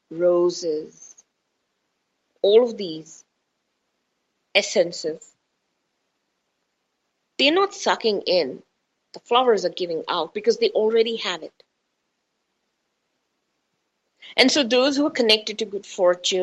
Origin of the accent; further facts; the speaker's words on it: India; I'm Indian.